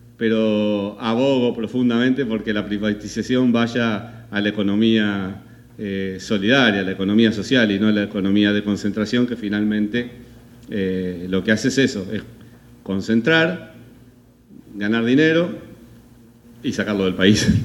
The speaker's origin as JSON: {"language": "Spanish", "country": "Argentina", "said": "soy argentino."}